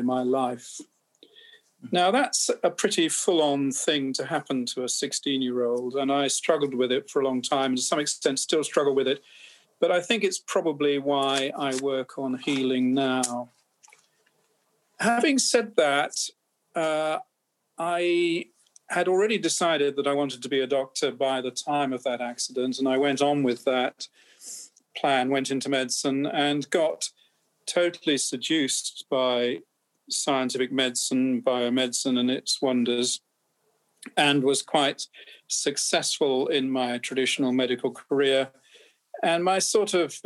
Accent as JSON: {"language": "English", "region": "England", "country": "United Kingdom", "said": "I'm an English physician."}